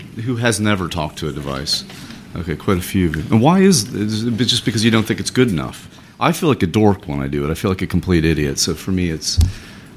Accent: Ohio, United States; accent: Ohio; my accent, an Ohio accent

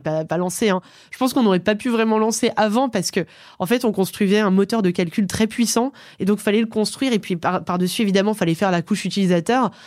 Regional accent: Aix-les-Bains, Auvergne-Rhône-Alpes, France; Je viens d'Aix-les-Bains. C'est une ville en Savoie au bord du lac du Bourget

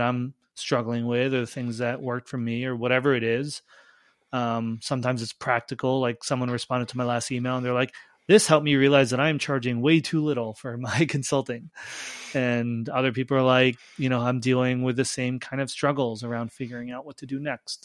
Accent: Long Island, New York, United States; I grew up on Long Island

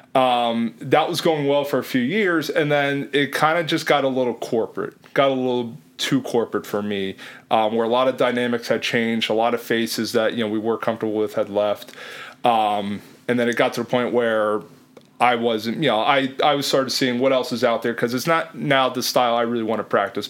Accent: Lehigh Valley, Pennsylvania, United States; moved away as an adult; also born or lived in Illinois / Philadelphia / South Jersey / Jersey Shore; I'm originally from Lehigh Valley, so I was familiar with the area

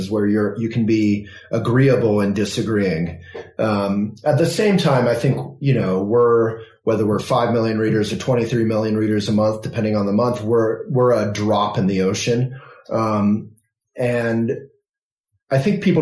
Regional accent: Vermont, United States; born or raised there

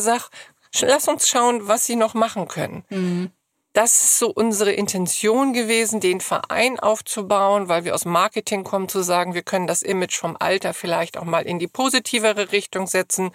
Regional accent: Hamburg, Germany; wir kommen alle aus Hamburg

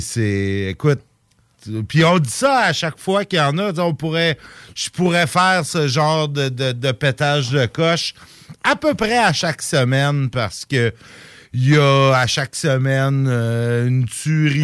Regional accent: Canada; chez nous, au Canada

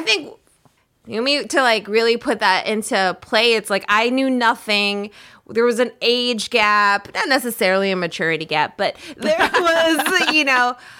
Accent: Minnesota, United States; moved away; growing up in Minnesota

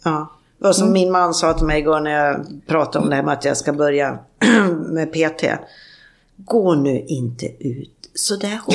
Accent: Sweden; moved away; hemma i Sverige

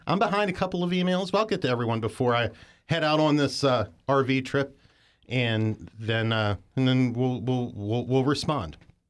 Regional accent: Mount Savage, Maryland, United States; I grew up in Western Maryland, a little town called Mount Savage, old coal mining town. It's where they built the first iron rail in America.

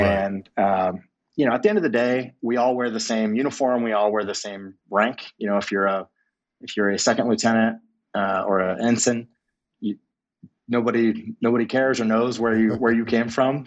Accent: Clearwater, Florida, United States; I grew up in Clearwater, Florida, um, right outside of, of Tampa

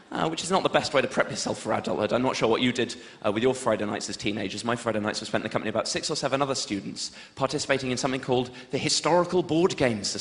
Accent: Wiltshire, South West England, United Kingdom; I grew up in Wiltshire

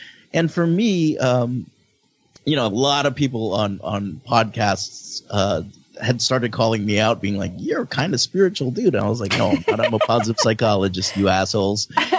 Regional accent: Philippines; as a Filipino who like always never felt truly accepted and seen

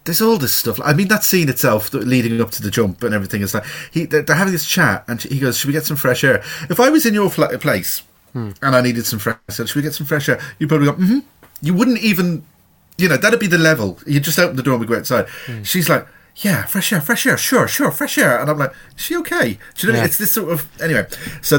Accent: Ireland; being Irish

